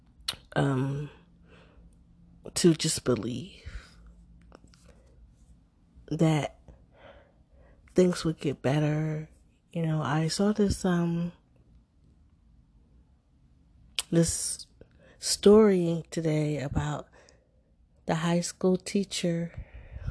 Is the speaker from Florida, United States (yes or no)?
no; Philadelphia, Pennsylvania, United States; growing up in Philadelphia